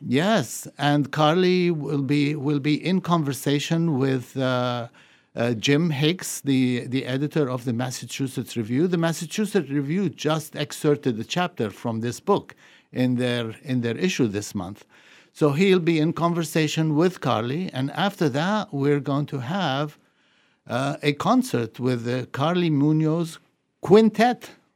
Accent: Beirut, Beirut Governorate, Lebanon; also born or lived in Puerto Rico; now in New England, United States; I grew up in Beirut

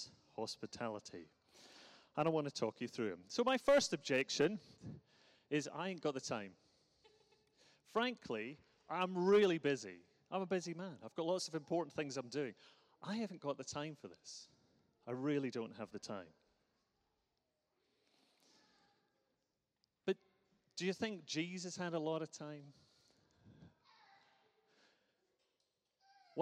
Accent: Glasgow, Scotland, United Kingdom; We grew up in Glasgow, for those who recognize the accent

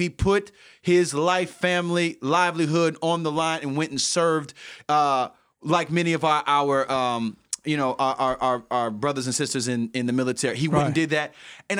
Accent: St. Petersburg, Florida, United States; Growing up on the South Side of St. Petersburg, words meant something.

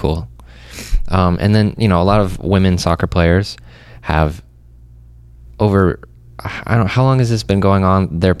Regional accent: Champaign, Illinois, United States; I grew up around Champaign

